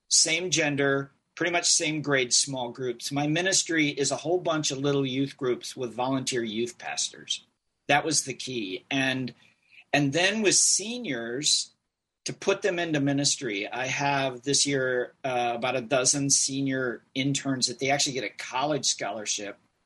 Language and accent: English; Eden Prairie, Minnesota, United States; moved away as an adult; now in New Jersey, United States; I grew up in Eden Prairie in suburban Minneapolis